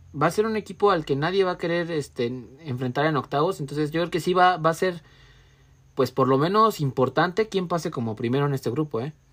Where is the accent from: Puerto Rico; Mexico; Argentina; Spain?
Mexico; soy mexicano